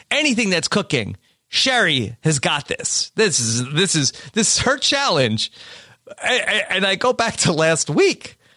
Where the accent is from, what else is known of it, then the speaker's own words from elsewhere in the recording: Texas, United States; I wake up, I think God, I'm alive, and I think God, I'm a, I'm a Texan.